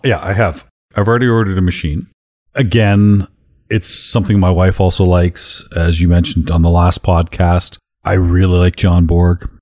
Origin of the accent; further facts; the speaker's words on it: Canada; being Canadian